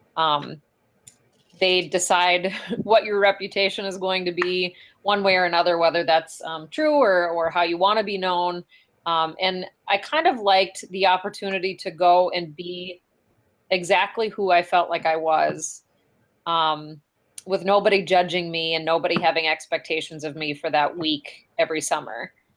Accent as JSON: {"language": "English", "town": "Ray", "region": "North Dakota", "country": "United States", "tie": "born or raised there", "said": "I grew up in Ray, North Dakota"}